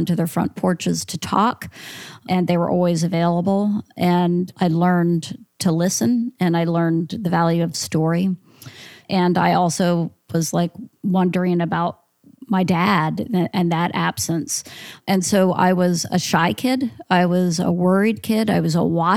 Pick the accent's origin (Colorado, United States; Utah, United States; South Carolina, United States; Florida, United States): Florida, United States; Central; also born or lived in Philadelphia, Pennsylvania; we moved to a small town in Central Florida when I was 6 years old